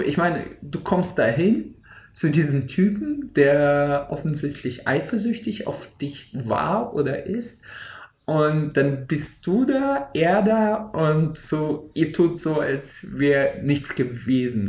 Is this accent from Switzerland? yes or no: no; Siberia, Russia; moved away; aus dem tiefsten Sibirien äh, äh, äh auf jeden Fall ein paar Fotos zu schicken, da wo ich geboren bin